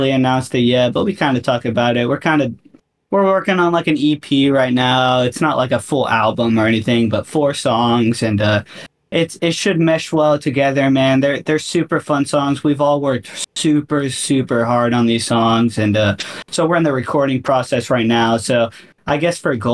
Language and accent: English; Florida, United States; I'm from Florida